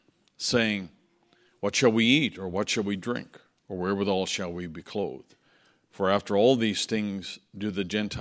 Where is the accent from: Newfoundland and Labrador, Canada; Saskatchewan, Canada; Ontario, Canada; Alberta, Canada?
Newfoundland and Labrador, Canada; moved away; I was growing up in Newfoundland, and because it was an island and because we were coastal, our area was always very windy